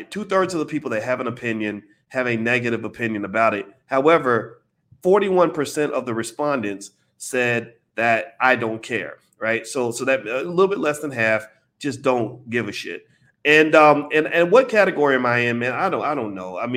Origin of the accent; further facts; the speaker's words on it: United States; here I was over in London making money in London, right? As an American.